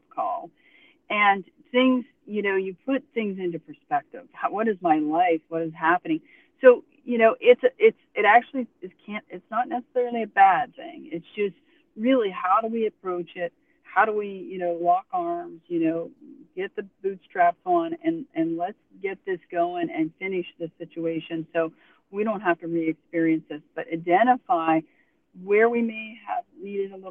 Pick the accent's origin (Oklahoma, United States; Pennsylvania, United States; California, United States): Pennsylvania, United States; now in Tuscaloosa, United States; I'm from Pennsylvania, so I've experienced the cold and the woods and being in that up in the mountains